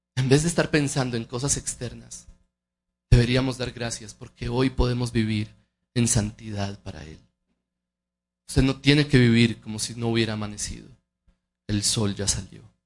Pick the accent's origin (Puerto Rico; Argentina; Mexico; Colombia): Colombia; nosotros como colombianos